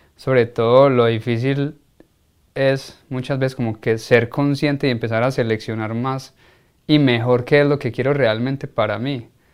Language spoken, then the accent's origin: Spanish; Colombia; uno como colombiano